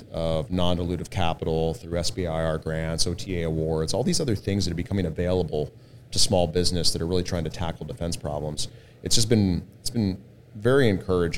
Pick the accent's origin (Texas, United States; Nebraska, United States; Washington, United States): Texas, United States; Austin; also born or lived in San Diego; now in San Antonio, United States; I was originally from Austin.